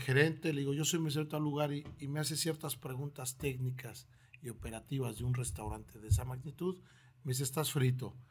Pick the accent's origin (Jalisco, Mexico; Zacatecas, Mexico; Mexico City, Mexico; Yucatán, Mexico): Mexico City, Mexico; moved away as an adult; also born or lived in Tlaxiaco, Oaxaca; now in Torreón, Mexico; Vengo de la Ciudad de México. Eh, es la primera vez que salgo de ella a provincia. Soy este, originario de la heroica ciudad de Tlajiaco, de Oaxaca